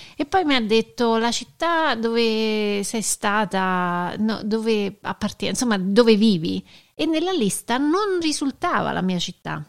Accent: United States; da noi negli Stati Uniti

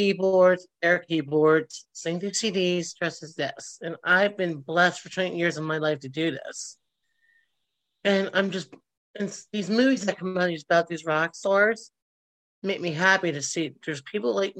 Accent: Philadelphia, Pennsylvania, United States; I was born and raised at Roxborough Memorial

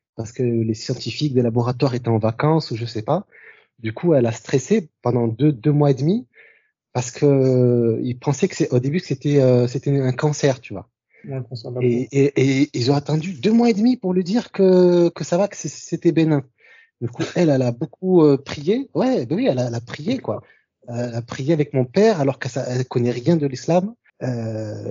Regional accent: France; famille d'origine algérienne, et voilà, je vis en France, euh, je suis, je suis français

